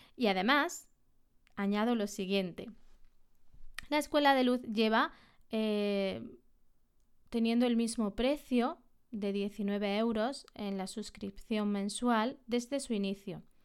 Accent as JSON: {"language": "Spanish", "region": "Andalusia", "country": "Spain", "said": "En la Sierra de Córdoba, aquí en Andalucía, en mi, en mi tierra"}